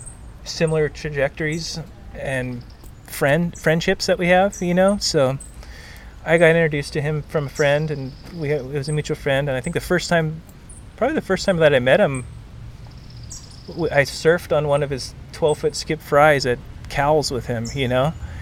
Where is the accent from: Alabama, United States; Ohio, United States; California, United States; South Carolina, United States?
California, United States; Santa Cruz; growing up in Santa Cruz, we're kind of in a bubble where we're not exposed to a lot of other board builders